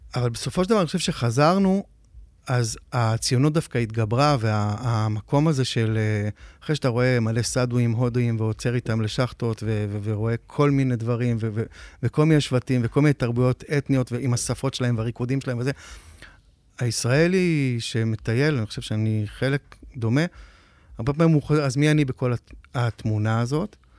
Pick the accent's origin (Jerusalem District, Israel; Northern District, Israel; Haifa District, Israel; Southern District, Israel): Northern District, Israel; Metula; moved away as an adult; also born or lived in a kibbutz in central Israel; now in Tel Aviv, Israel; בשנת 80, שהיינו בני 10, נפגשנו במטולה